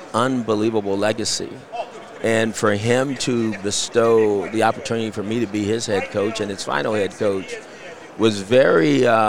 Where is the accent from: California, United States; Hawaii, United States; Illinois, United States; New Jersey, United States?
California, United States; because we're from Southern California. It's what we knew.